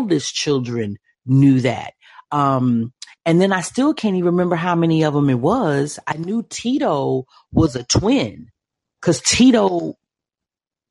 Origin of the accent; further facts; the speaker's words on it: Midwest, United States; as a little Black girl coming up, living in the Midwest.